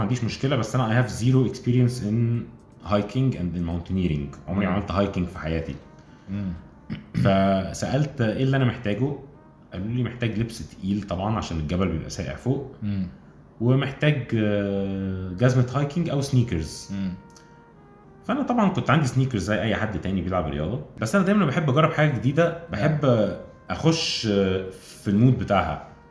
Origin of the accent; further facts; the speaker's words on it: Alexandria, Alexandria Governorate, Egypt; moved away as an adult; now in Cairo, Egypt; انا من اسكندريه اصلا